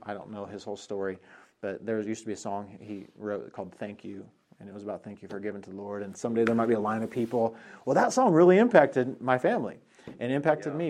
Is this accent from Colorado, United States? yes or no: yes; Colorado, United States; moved away; I'm from Colorado